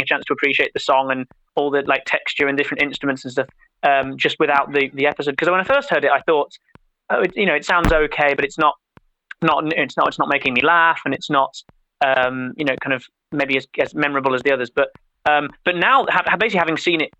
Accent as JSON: {"language": "English", "country": "United Kingdom", "said": "we are British, but we're not so completely swallowed up in American popular culture"}